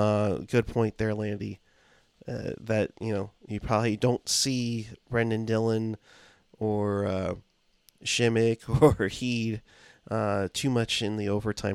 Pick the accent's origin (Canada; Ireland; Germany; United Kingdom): Canada; since I'm from Canada, can someone find and slap those responsible for me?